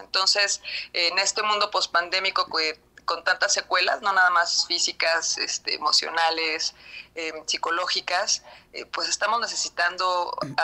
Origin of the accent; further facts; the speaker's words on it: Mexico; en México